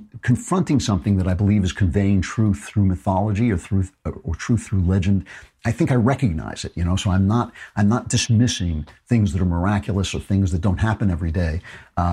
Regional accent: United States; I'm an American

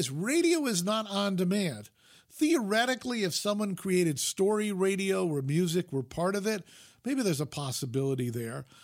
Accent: New York, United States; I grew up in the New York media market, so we had three network television stations and three independents.

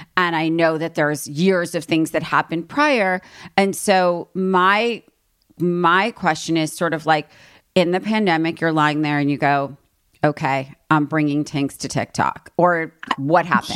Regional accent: East Coast, United States; moved away as an adult; also born or lived in New York; now in Los Angeles, United States; I'm from East Coast and always wanted to live here

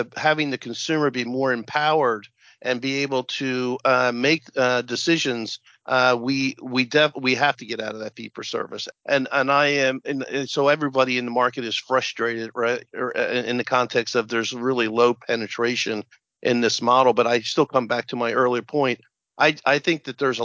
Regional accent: Central New Jersey, United States; I'm from New Jersey, Central Jersey.

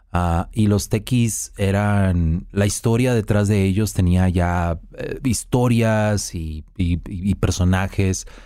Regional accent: Mexico; soy mexicano

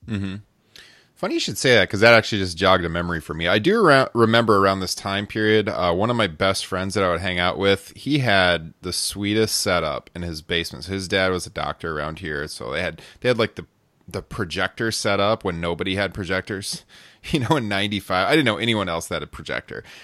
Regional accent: Midwest, United States; growing up in the Midwest

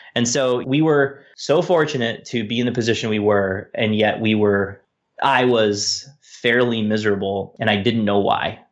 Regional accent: San Diego, California, United States; moved away; I was born in San Diego. I've lived there many times, and, um, it'll always be a home away from home

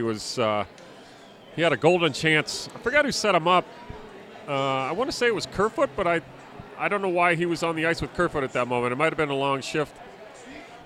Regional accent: New Hampshire, United States; now in Denver, United States; I grew up in New Hampshire

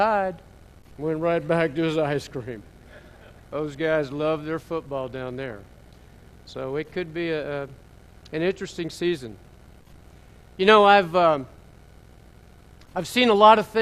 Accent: Pennsylvania, United States; also born or lived in Memphis, Tennessee; I grew up in Pennsylvania. I was born in Northampton, Pennsylvania, small town. 6 weeks later, I'm in Memphis, Tennessee.

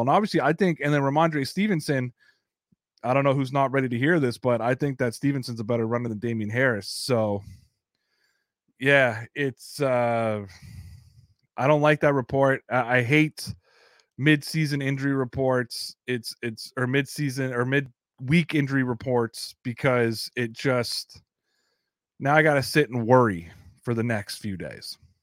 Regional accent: Canada; I'm a Canadian, I, I feel like sometimes I'm an honorary American

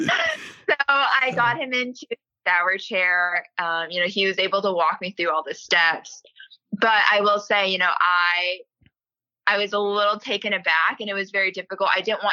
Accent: South Korea; born there; So I'm a self-proclaimed Army brat, but my father served in the Army for 22 years, retired, and then has continued working on base at Fort Knox. So growing up, I was born in Korea on an Army base

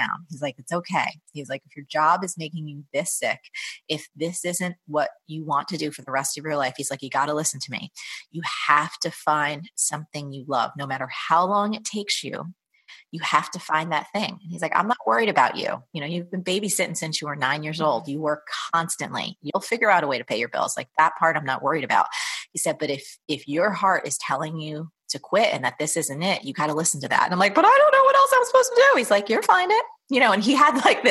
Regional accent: New Jersey, United States; I grew up in New Jersey from a very kind of blue collar, middle class family.

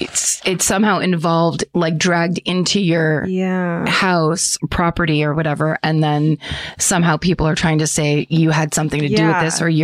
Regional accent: Woodstock, Connecticut, United States; I'm compelled to tell you about a murder that happened in my hometown of Woodstock, Connecticut. Mm. Woodstock is a very, very rural town in the northeast corner of the state.

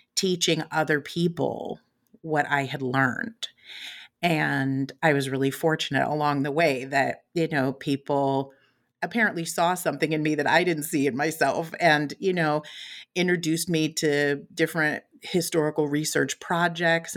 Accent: West Coast, United States; also born or lived in Chicago, Illinois / San Francisco Bay Area; I was raised mostly on the West Coast

